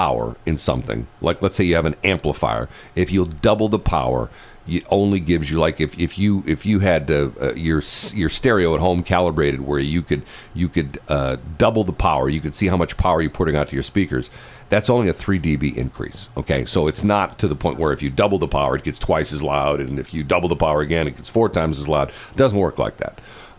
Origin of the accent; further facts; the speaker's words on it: United States; I'm a North County guy, okay? I grew up in North County.